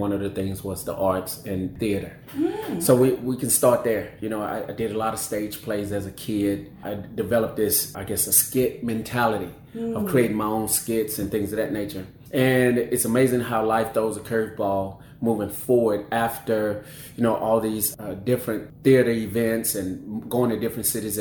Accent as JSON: {"language": "English", "town": "Monroe", "region": "Louisiana", "country": "United States", "tie": "born or raised there", "said": "I'm from a small town in Louisiana called Monroe, Louisiana."}